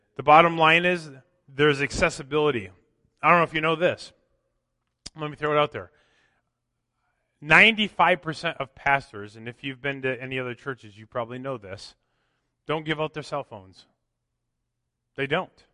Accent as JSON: {"language": "English", "region": "Minnesota", "country": "United States", "tie": "born or raised there", "moved": "yes", "said": "growing up in Minnesota"}